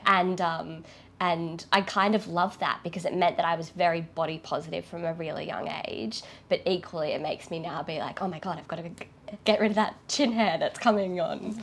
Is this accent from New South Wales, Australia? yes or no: yes; Lismore, New South Wales, Australia; I grew up in Lismore